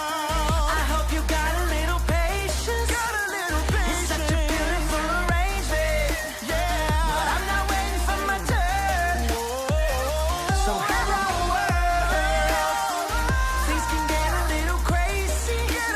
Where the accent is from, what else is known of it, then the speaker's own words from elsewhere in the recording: England, United Kingdom; Even though I'm English.